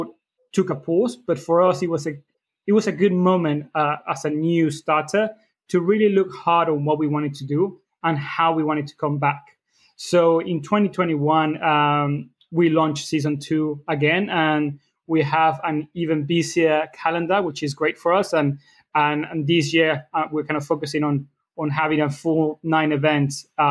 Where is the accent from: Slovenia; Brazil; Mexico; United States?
Mexico; moved away as an adult; now in United Kingdom; I am from Mexico